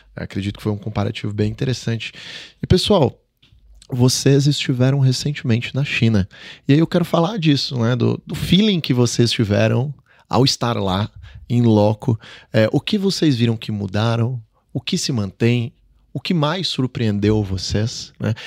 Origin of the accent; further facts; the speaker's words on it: Brazil; nós brasileiros